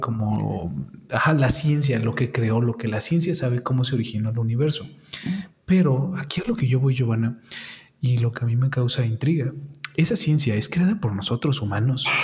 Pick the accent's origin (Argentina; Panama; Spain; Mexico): Mexico; nuestros antepasados como mexicanos